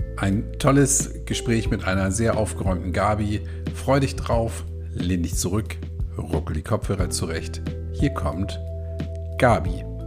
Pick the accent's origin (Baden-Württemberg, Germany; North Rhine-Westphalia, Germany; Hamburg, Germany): Hamburg, Germany; Das sage ich als Hamburger